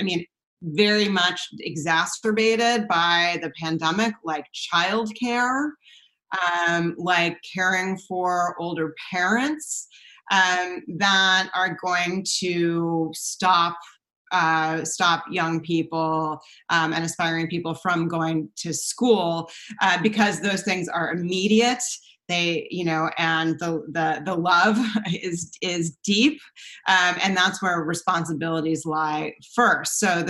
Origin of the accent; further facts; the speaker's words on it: East Coast, United States; I did my graduate degree at UC Berkeley. I came from the East Coast